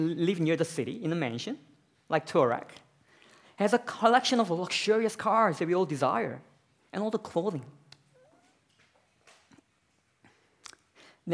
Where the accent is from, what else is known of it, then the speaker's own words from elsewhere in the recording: South Korea; now in Australia; I'm from South Korea myself